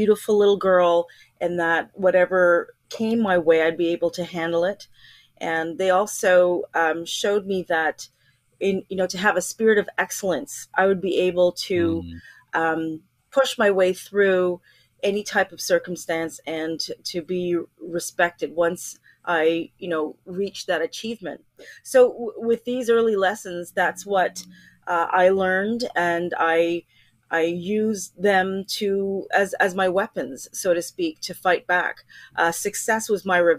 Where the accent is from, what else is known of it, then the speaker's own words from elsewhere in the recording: Montreal, Quebec, Canada; moved away as an adult; also born or lived in Ontario; I loved growing up in Montreal